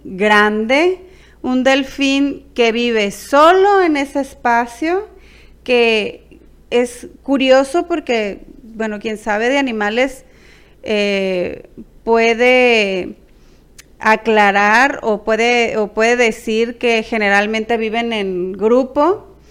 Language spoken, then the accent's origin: Spanish; Culiacán, Sinaloa, Mexico; somos de Culiacán, Sinaloa